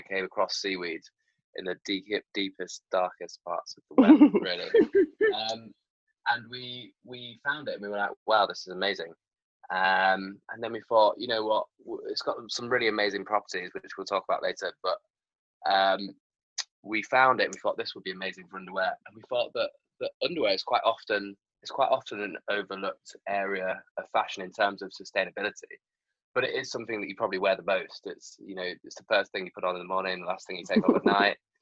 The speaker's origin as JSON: {"language": "English", "region": "Yorkshire and the Humber", "country": "United Kingdom", "moved": "yes", "lives_now": "London, United Kingdom", "said": "I'm from Yorkshire"}